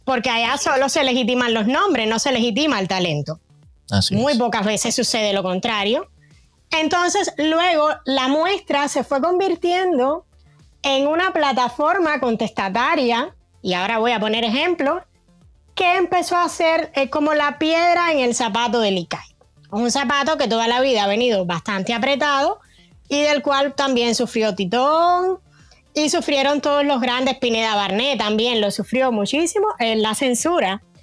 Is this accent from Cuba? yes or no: yes; Cuba; moved away